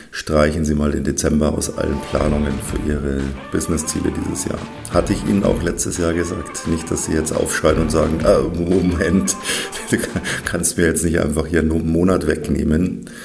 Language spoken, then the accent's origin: German; Bavaria, Germany; Also was die im Norden so Hitzewelle nennen. Das ist bei uns in Bayern dann eher Frühsommer.